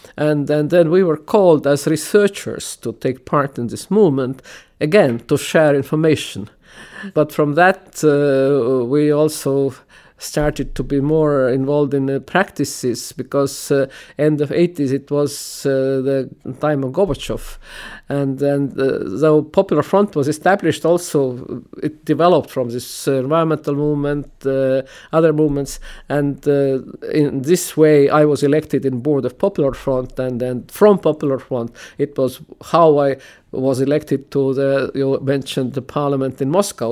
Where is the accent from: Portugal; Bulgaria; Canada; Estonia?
Estonia; I was born in Free Estonia